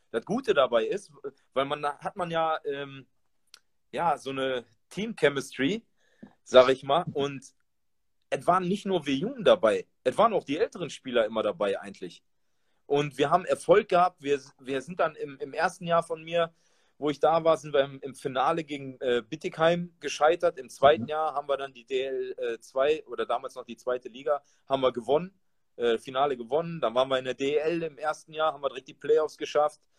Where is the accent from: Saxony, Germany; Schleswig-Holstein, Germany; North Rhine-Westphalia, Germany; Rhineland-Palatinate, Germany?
North Rhine-Westphalia, Germany; Duisburg; born there; bin zwar gebürtiger, ge, gebürtiger Duisburger, ne, aber äh, es war damals so, ich war mit 18 dann äh, in Duisburg gewesen